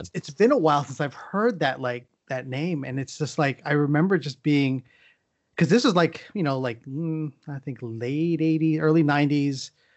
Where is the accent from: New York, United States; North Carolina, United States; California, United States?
California, United States; San Diego; I grew up in San Diego